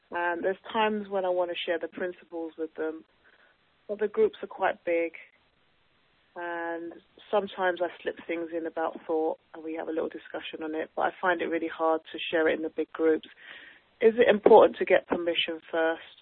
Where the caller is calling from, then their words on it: London, United Kingdom; Oh, hi, Jackie. Hi, I'm calling from London, UK.